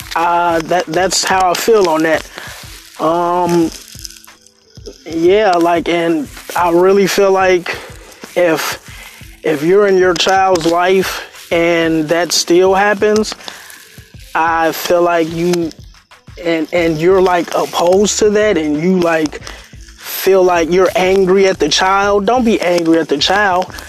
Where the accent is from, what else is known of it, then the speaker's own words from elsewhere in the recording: Chicago, Illinois, United States; I'm from Chicago, Englewood